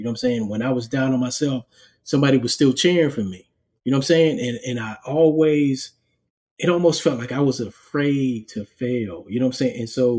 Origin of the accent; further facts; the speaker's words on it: New York City, New York, United States; I was born in Harlem and my childhood was a little rough.